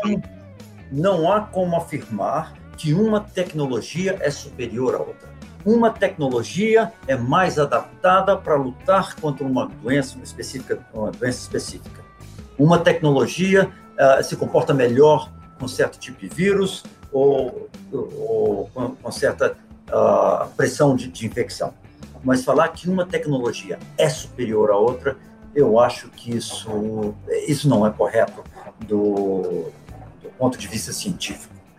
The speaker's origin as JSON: {"language": "Portuguese", "region": "Minas Gerais", "country": "Brazil", "moved": "as an adult", "said": "Eu, apesar de não morar no Brasil há 17 anos, eu ainda sou brasileiro, ainda sou mineiro, ainda falo uai"}